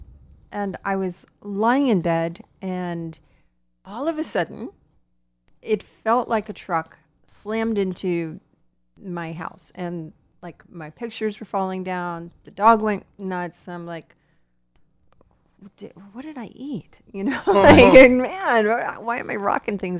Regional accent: Florida, United States; also born or lived in Calabasas, California; now in California, United States; I grew up in Florida

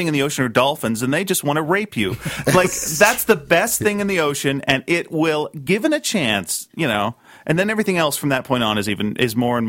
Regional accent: Burlington, Ontario, Canada; Well, I grew up in Burlington, Ontario.

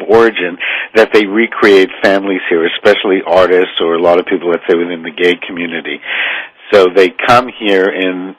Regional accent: Canada; now in Hollywood, United States; I work in Hollywood, but I'm originally from Canada

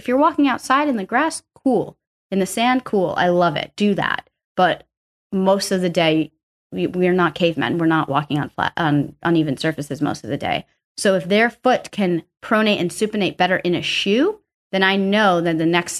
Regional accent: East Coast, United States; I'm from the East Coast. I call them sneakers.

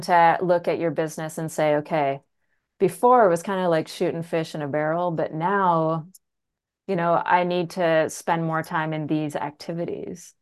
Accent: Canada; I'm from the country. I'm a Canadian from the country.

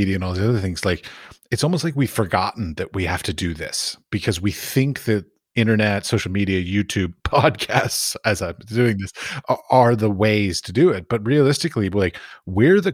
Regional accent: United States; moved away as an adult; also born or lived in Abu Dhabi / Dubai; now in Prague, Czech Republic; I was raised in the United States

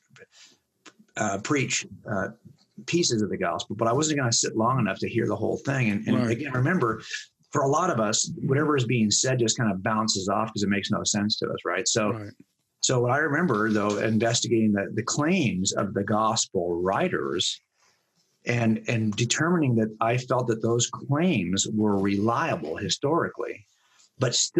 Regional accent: Los Angeles County, California, United States; growing up in Los Angeles County, I had no problem living a life outside the church

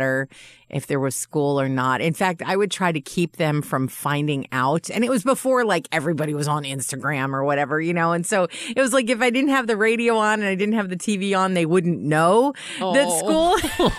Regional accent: Dryden, New York, United States; I grew up in Dryden, New York

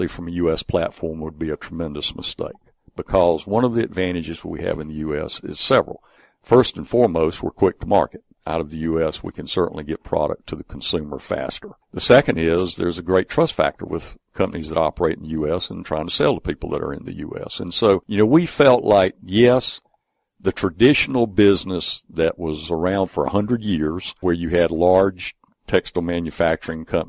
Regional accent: Griffin, Georgia, United States; I'm from Griffin. I actually worked for a large textile company there, Dundee Mills, for many years. After I got out of Griffin High

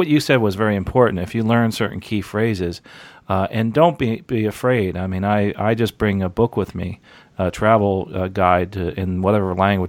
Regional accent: United States; me as an American

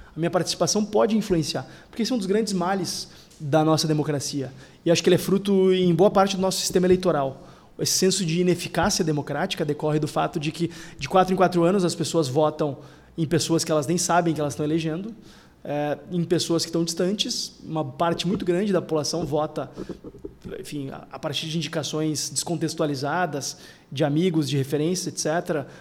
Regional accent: Porto Alegre, Rio Grande do Sul, Brazil; eu sou da única cidade do Rio Grande do Sul em que ninguém se importa de onde tu é, que é a capital

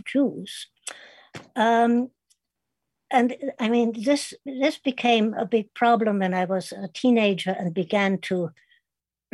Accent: Kitzingen, Bavaria, Germany; English is a second language; moved away; my hometown was named Kitzingen

